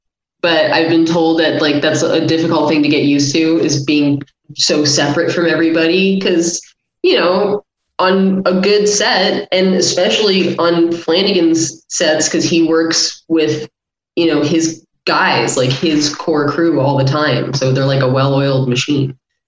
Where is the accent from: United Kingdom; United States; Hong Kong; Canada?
United Kingdom; Yes, I am British.